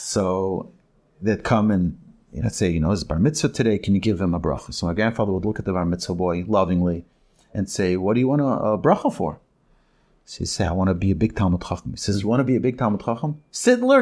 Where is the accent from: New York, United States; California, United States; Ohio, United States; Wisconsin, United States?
New York, United States; also born or lived in Jerusalem, Israel / Borough Park, Brooklyn / Monsey, New York; I was born in Yerushalayim and, uh, raised in New York